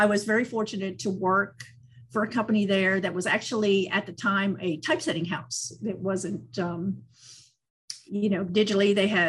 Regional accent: Northeast, United States; now in Florida, United States; my hometown in the Northeast

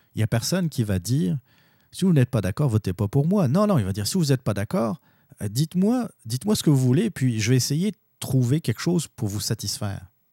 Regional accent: Quebec, Canada; nous, notre identité, en tant que Québécois

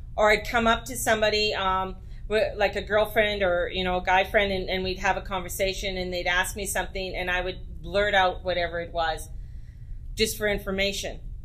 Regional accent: Edmonton, Alberta, Canada; moved away; also born or lived in Penticton; I was raised in Edmonton, Alberta

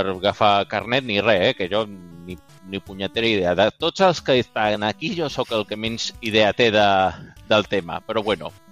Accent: Balearic Islands, Spain; now in Barcelona, Spain; El meu català sona sona estrany perquè, bueno, eh, aquí servidors de Mallorca també vos dic que no parlo com la gent de Mallorca parla, perquè quan vaig arribar eh, a Barcelona fa 10 anys, me vaig haver

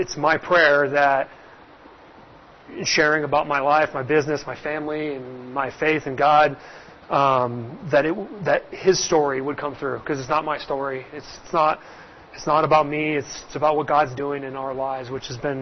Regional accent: Scottsdale, Arizona, United States; Born and raised in Scottsdale, Arizona

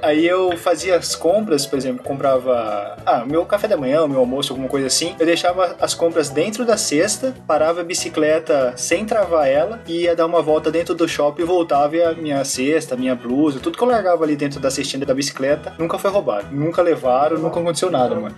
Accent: Brazil; moved away as an adult; also born or lived in Marília; now in Japan; Eu saí do Brasil em 2004 e a gente voltou pro Brasil para passear

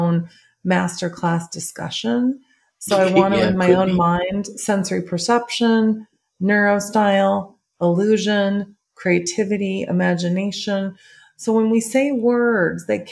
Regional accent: Schaumburg, Illinois, United States; I'm from Schaumburg, Illinois

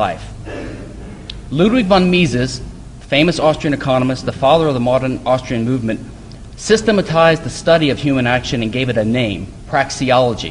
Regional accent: Louisiana, United States; now in Houston, United States; I live in Houston, and I'm from Louisiana, but I'm glad that I moved here

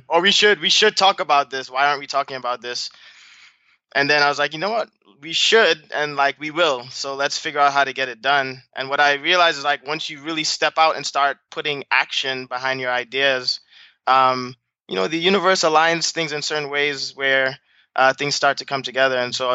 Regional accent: Brooklyn, New York, United States; also born or lived in Trinidad and Tobago; So you know, I'm a first generation American. My parents are from Trinidad and Tobago. So I was born in Brooklyn, but I actually grew up some time in Trinidad before coming back to the U.S.

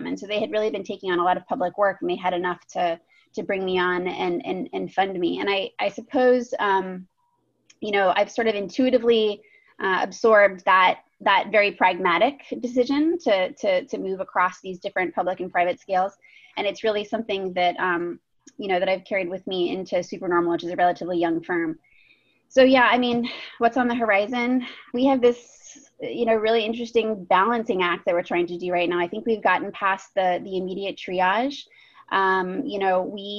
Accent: Pittsburgh, Pennsylvania, United States; moved away as an adult; I grew up in Pittsburgh

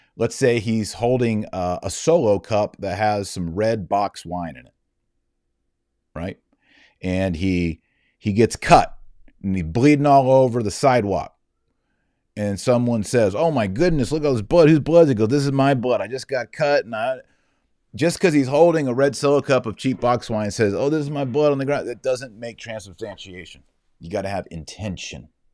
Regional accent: Texas, United States; I'm just from Texas.

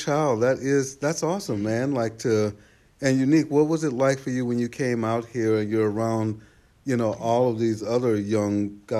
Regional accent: the South, Texas, United States; I'm from the South. I'm from here

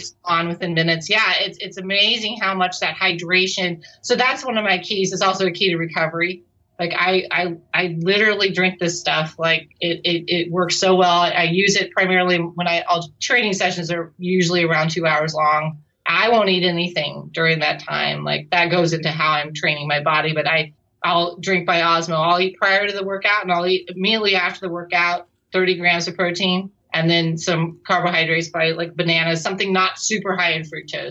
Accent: Pacific Northwest, United States; I come from the Pacific Northwest

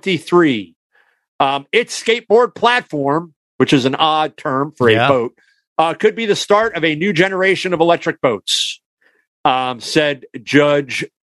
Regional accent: Canada; accent: Canadian; I was going to say boots because I was slipping into my Canadian accent.

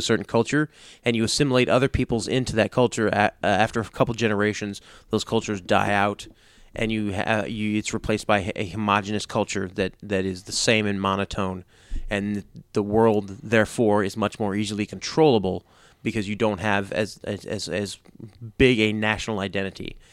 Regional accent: United States; I'm an American.

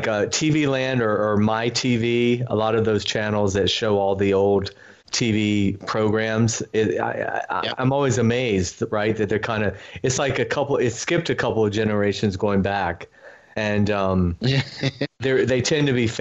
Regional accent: Athens, Georgia, United States; now in Palm Springs, United States; I'm actually from Georgia. I'm from Athens

